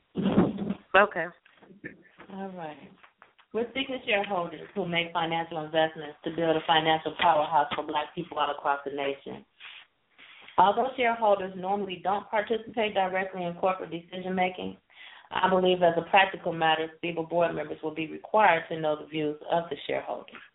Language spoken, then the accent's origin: English; Chicago, Illinois, United States; I'm from Chicago